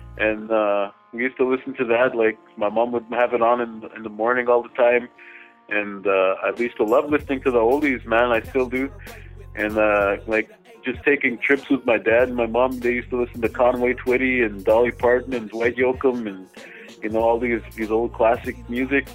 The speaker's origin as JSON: {"language": "English", "area": "Little Saskatchewan First Nation", "region": "Manitoba", "country": "Canada", "tie": "born or raised there", "moved": "as an adult", "lives_now": "Winnipeg, Canada", "said": "I'm Anishinaabe from the Little Saskatchewan First Nation in Manitoba. I was born in Winnipeg, but I was raised on the res, and currently back in Winnipeg"}